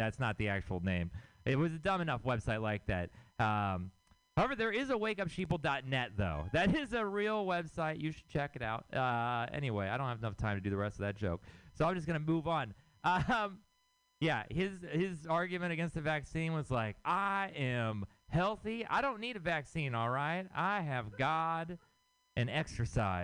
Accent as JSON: {"language": "English", "town": "Houston", "region": "Texas", "country": "United States", "moved": "as an adult", "lives_now": "San Francisco, United States", "said": "I'm from Texas. I'm from Houston, Texas"}